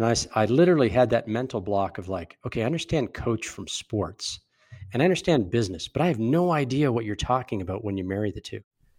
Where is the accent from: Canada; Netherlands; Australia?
Canada; Calgary, Alberta; My background's pretty entrepreneurial. I'm from Calgary.